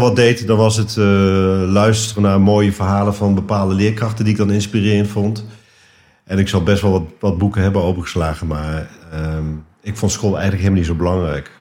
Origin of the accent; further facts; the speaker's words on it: Netherlands; also born or lived in Nijmegen / Den Bosch / Amsterdam / Bussum; ik ben Nederlander